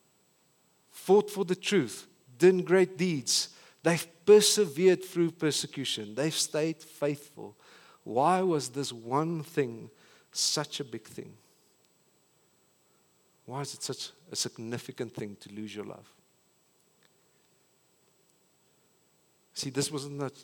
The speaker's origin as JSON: {"language": "English", "country": "South Africa"}